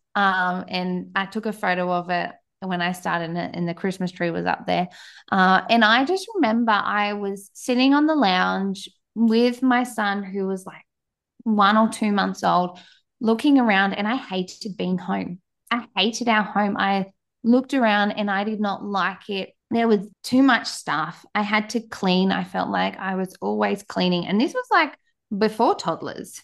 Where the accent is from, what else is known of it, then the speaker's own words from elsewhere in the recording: Australia; accent: Australian; as you can tell by my accent, I am down in Australia, the other side of the world